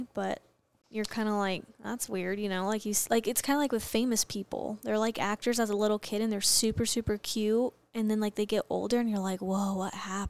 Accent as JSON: {"language": "English", "region": "Arizona", "country": "United States", "said": "I'm from Arizona, so"}